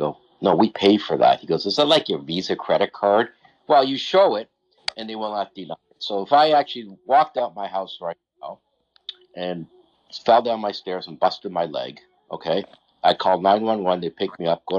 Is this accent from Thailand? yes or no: no; Ontario, Canada; I'm from Ontario